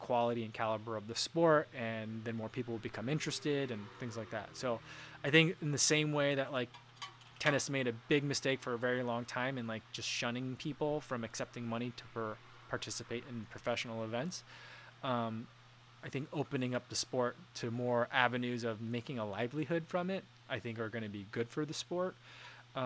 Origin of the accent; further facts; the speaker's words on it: New Jersey, United States; like most Korean kids growing up in New Jersey did